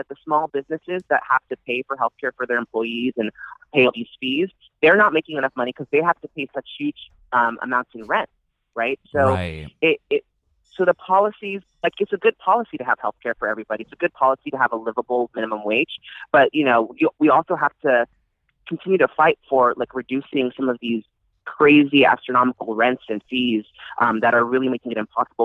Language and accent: English; San Francisco, California, United States; I grew up in San Francisco